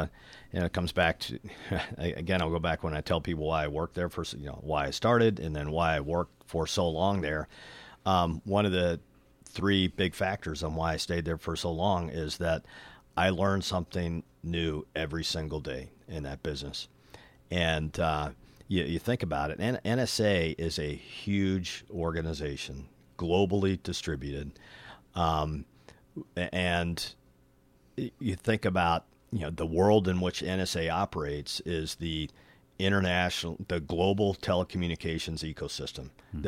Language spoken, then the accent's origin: English; Montana, United States; working for a senator from Montana, which is my home state.